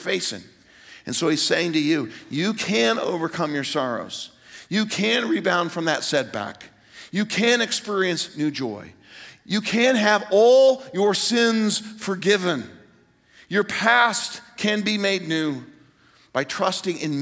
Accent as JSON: {"language": "English", "town": "Greenwood", "region": "Indiana", "country": "United States", "tie": "born or raised there", "moved": "yes", "said": "I'm in my hometown, Greenwood, Indiana, suburb of Indianapolis"}